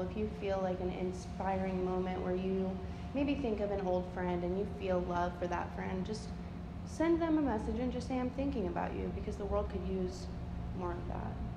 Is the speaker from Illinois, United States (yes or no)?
no; Independence, Missouri, United States; I was born in Independence